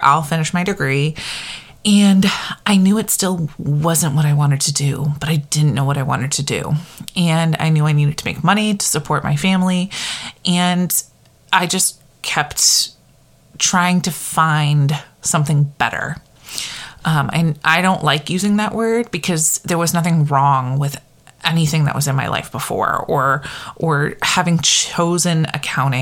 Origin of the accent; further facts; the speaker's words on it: Connecticut, United States; moved away as an adult; also born or lived in Maine; now in New Hampshire, United States; I grew up in Connecticut.